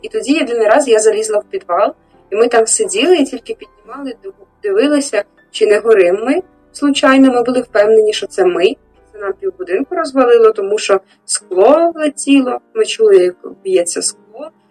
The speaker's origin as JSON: {"language": "Ukrainian", "town": "Volodymyrivka", "region": "Chernihiv Oblast", "country": "Ukraine", "tie": "born or raised there", "moved": "yes", "lives_now": "Chernihiv, Ukraine", "said": "Я сама з Володимирівки, е, це Городнянський район, кордон з Білоруссю."}